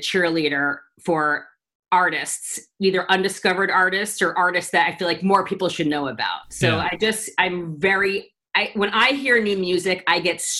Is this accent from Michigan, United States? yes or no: no; New York, United States; moved away as an adult; now in Los Angeles, United States; I was in New York. I'm from New York.